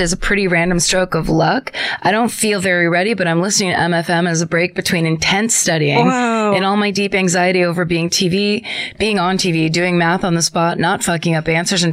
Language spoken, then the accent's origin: English; Petaluma, California, United States; in my hometown, it's very country